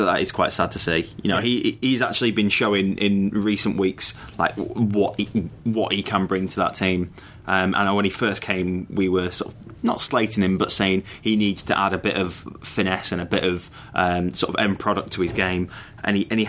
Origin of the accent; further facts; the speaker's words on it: England, United Kingdom; now in Australia; me being English